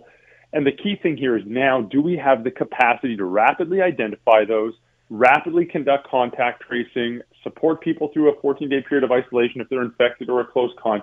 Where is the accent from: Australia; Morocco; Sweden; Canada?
Canada; Calgary, Alberta; now in Toronto, Canada; I'm from Calgary originally